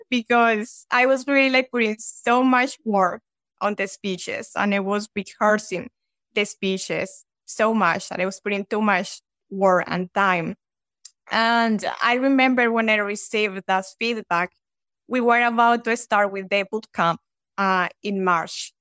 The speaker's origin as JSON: {"language": "English", "country": "Colombia", "second_language": "English", "moved": "as an adult", "lives_now": "United States", "said": "I'm from Colombia."}